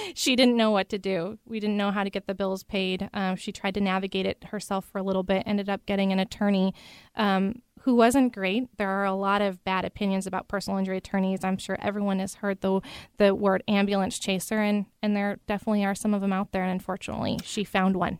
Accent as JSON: {"language": "English", "region": "Idaho", "country": "United States", "moved": "as an adult", "lives_now": "Seattle, United States", "said": "I'm originally from Idaho, and I came over to this area, Seattle, for law school"}